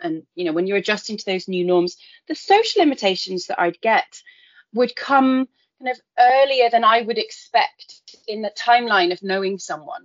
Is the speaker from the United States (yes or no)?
no; United Kingdom; moved away as an adult; also born or lived in Taiwan / Egypt; So, being British